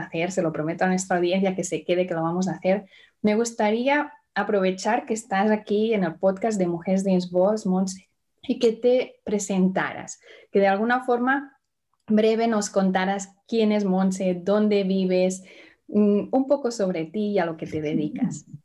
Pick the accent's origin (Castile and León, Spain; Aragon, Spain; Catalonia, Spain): Catalonia, Spain; Barcelona; now in Indianapolis, United States; te hablo desde Indianápolis, pero nací en Barcelona. Y hoy vamos a viajar a mi tierra.